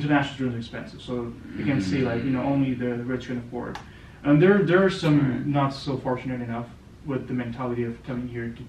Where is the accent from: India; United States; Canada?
Canada; being a Canadian, it gives you an access to a lot of countries without a visa to travel.